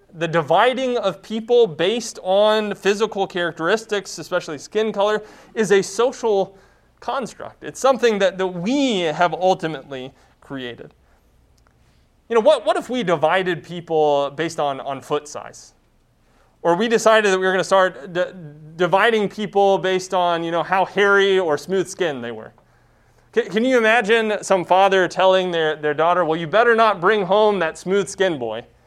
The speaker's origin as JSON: {"language": "English", "country": "United States", "said": "My primary identity is not being an American."}